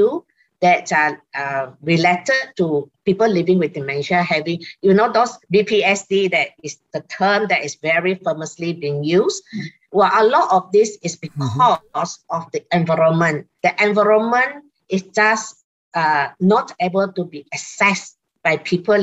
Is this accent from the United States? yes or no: no; Singapore; I'm from Singapore.